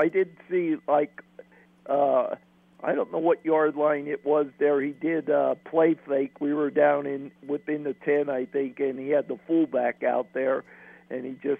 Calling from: Pennsylvania, United States; Hey, … in PA.

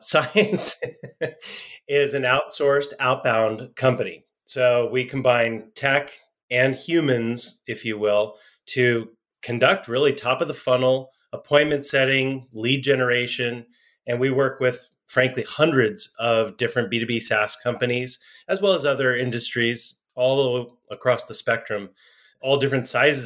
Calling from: San Diego, California, United States; I'm in San Diego, California.

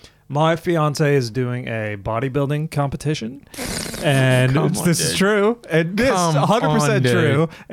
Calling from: Melbourne, Victoria, Australia

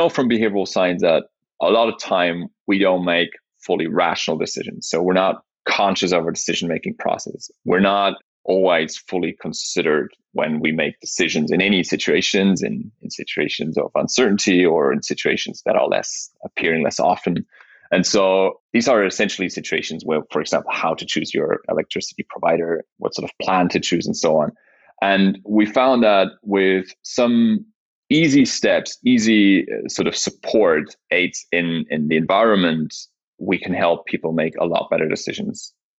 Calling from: Zurich, Switzerland; From Switzerland, of course.

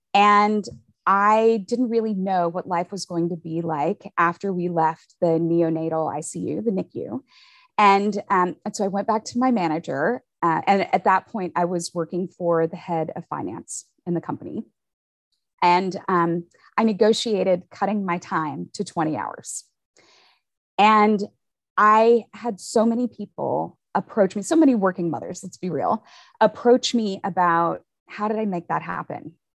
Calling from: Austin, Texas, United States; So I am tuning in and calling in from Austin, Texas.

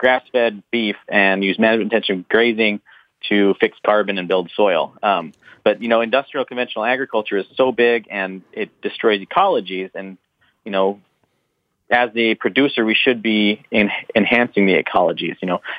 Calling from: Big Timber, Montana, United States; I'm calling from central Montana, just outside of Big Timber.

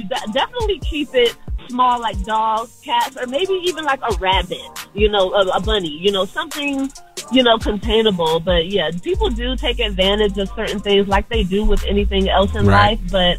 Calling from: Atlanta, Georgia, United States; I'm calling from Atlanta. I'm a therapist in Atlanta.

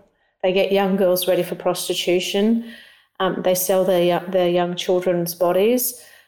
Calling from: Australia; I'm calling in from Australia.

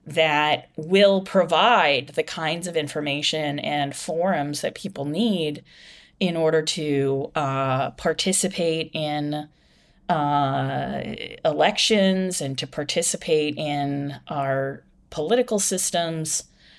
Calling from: Ireland; I'm calling you from Ireland right now.

